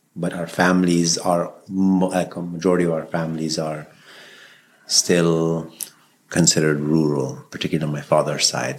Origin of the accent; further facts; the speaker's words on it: Peshawar, Khyber Pakhtunkhwa, Pakistan; also born or lived in Afghanistan; now in Canada; I was born in Pakistan during the peak of the Soviet invasion and the war. And so I grew up in an extremely intense environment